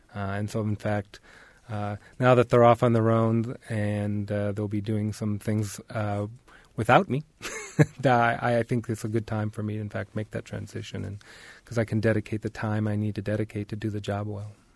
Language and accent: English; Detroit, Michigan, United States; also born or lived in Oregon; now in Bloomington, United States; I was born in Detroit, Michigan, and so I'm actually returning back to where I was actually born